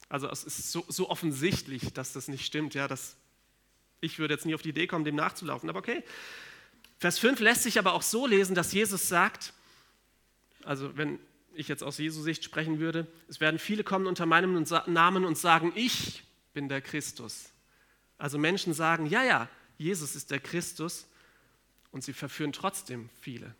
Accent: Germany; bei uns in Deutschland

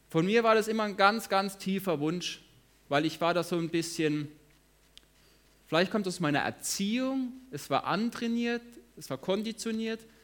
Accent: Lörrach, Baden-Württemberg, Germany; now in Hagen, Germany; Ich komme auch aus Lörrach, ich wohne in Hagen

